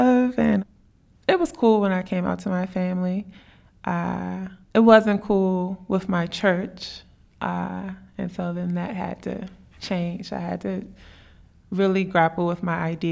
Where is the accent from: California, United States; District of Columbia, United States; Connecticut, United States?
District of Columbia, United States; Washington; I'm from D.C., and D.C. is Chocolate City, or used to be